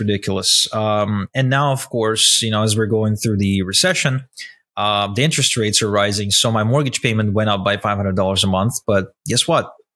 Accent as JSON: {"language": "English", "country": "Ukraine", "tie": "born or raised there", "said": "I grew up in Ukraine. I was born in Ukraine to a Russian couple"}